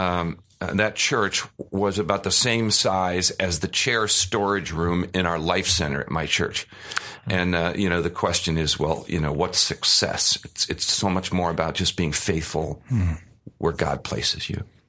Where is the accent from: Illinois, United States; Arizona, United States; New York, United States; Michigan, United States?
Arizona, United States; also born or lived in Cleveland, Ohio; When I was seven, we came out here, and we had no air conditioning